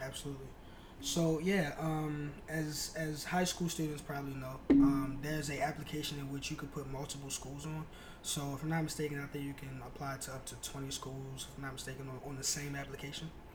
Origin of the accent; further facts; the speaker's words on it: Baltimore, Maryland, United States; I am originally from Baltimore, Maryland, uh, South Baltimore to be specific